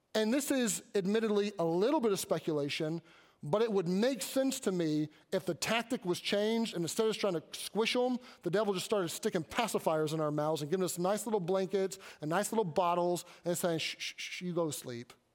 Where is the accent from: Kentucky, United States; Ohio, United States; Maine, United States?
Kentucky, United States; I grew up in Kentucky